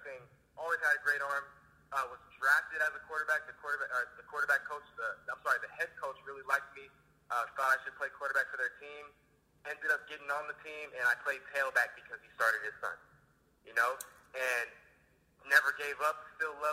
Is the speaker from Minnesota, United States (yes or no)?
no; Corona, California, United States; also born or lived in Los Angeles; So I've always been a Southern California kid. I grew up in Corona. I was born in L.A., moved out here when I was about 2 years old.